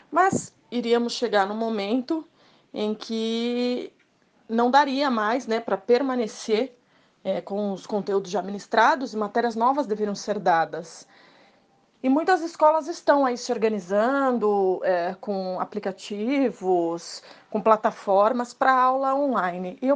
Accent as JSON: {"language": "Portuguese", "town": "Santos", "region": "São Paulo", "country": "Brazil", "said": "tenho 40 anos, sou de Santos"}